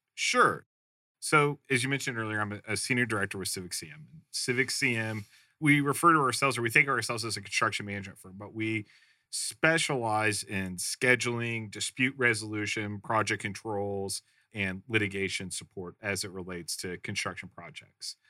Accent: Midwest, United States; I grew up in the Midwest

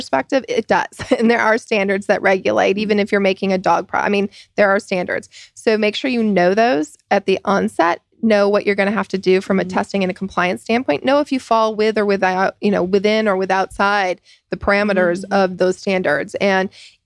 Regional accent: Michigan, United States; moved away; I'm from Michigan and come from a Ford family.

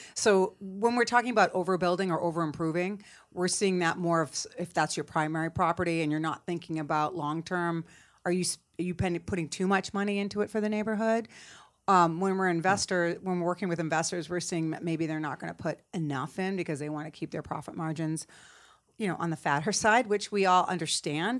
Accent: Cape Cod, Massachusetts, United States; moved away as an adult; also born or lived in Boston; now in Atlanta, United States; I'm originally from Cape Cod

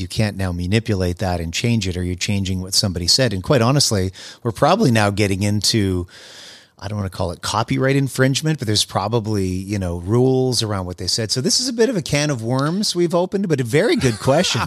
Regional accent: Winnipeg, Manitoba, Canada; moved away as an adult; also born or lived in Montreal; now in United States; I grew up in Winnipeg, Manitoba

